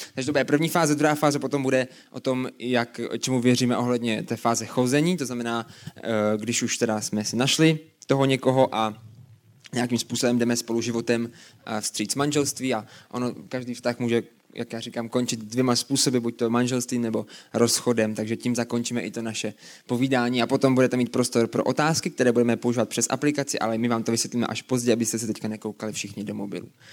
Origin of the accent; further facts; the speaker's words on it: Brno, South Moravian Region, Czechia; A pocházíme z Brna oba dva.